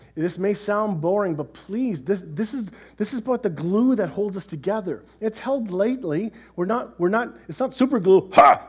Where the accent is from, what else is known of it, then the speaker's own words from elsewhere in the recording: Canada; we're Canadian